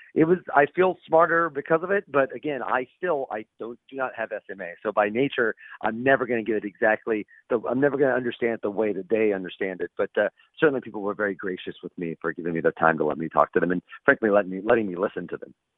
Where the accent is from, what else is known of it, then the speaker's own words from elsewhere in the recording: Central Illinois, United States; I'm from Central Illinois